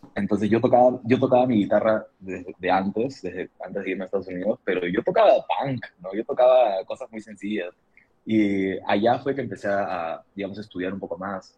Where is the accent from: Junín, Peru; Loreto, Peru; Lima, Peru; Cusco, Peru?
Lima, Peru; los limeños solemos usar muchas palabras que podrían ser despectivas